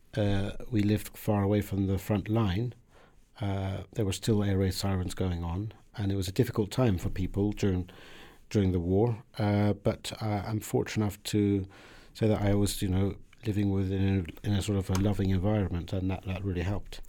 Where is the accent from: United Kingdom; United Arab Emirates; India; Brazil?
United Kingdom; Southampton, South East England; English is a second language; also born or lived in Iran; When I came to the U K when I was seven